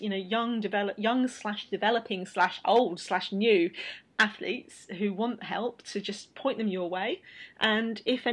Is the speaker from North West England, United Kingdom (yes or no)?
no; Bristol, South West England, United Kingdom; I talk about this with graffiti in my hometown. Bristol has got, it's our two of our homegrown cultures are graffiti and hip-hop